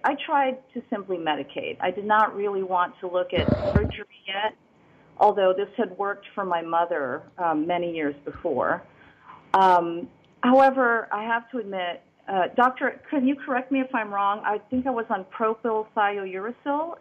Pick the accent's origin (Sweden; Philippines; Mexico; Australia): Philippines; now in Nicosia, Cyprus; I'm originally from the Philippines, and I did not actually naturalize as an American citizen until recently, 2016